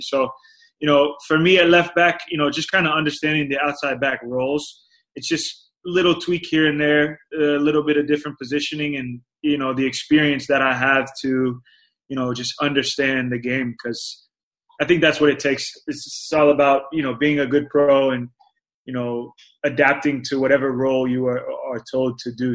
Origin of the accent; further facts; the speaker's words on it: Florida, United States; moved away as an adult; now in Phoenix, United States; I was born and raised in Florida